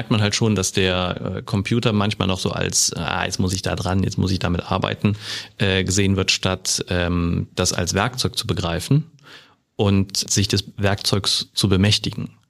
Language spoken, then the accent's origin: German; Rhineland, Germany; now in Bavaria, Germany; Also das lernt man in Bayern als Rheinländer.